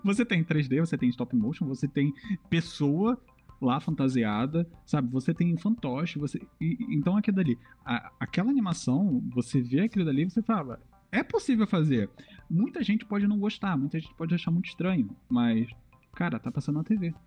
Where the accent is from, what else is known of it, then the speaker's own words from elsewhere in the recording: Southeast, Brazil; Eu sou do Sudeste